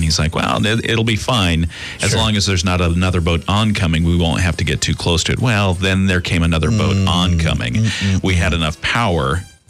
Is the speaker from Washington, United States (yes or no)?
yes; Washington, United States; also born or lived in California; And we eventually, after a couple of states, landed in Washington State.